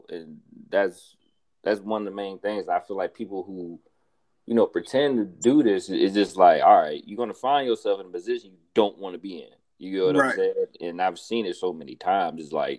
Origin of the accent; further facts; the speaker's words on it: Florida, United States; And, like, and I'm from Florida, so, like, that's all we do.